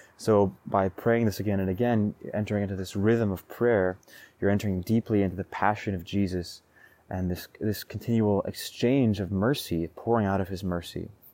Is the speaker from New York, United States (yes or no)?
no; Roseburg, Oregon, United States; Roseburg, my hometown